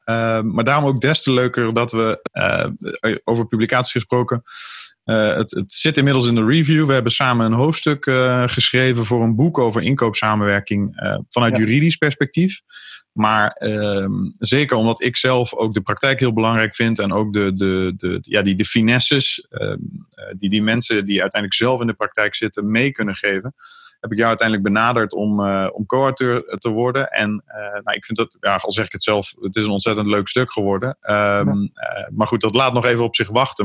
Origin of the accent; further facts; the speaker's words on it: Vught, North Brabant, Netherlands; de plaats waar ik uiteindelijk mijn hele jeugd heb gewoond, Vught